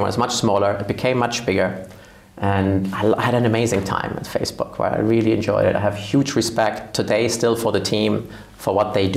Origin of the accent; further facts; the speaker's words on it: Germany; moved away as an adult; also born or lived in Spain / Argentina / New York / London; I grew up in Germany